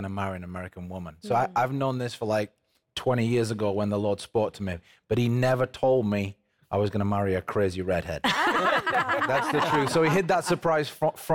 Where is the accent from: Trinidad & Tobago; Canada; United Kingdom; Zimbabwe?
United Kingdom; England; accent: British; moved away as an adult; now in United States; I am English